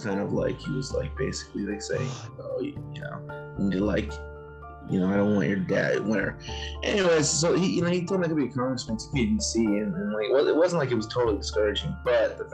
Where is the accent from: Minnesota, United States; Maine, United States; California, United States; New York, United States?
California, United States; Los Angeles; I'm LA area